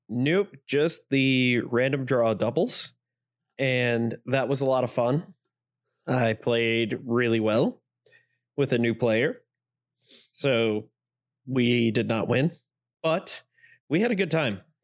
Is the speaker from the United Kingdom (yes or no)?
no; Northeast Indiana, United States; I am from Northeast Indiana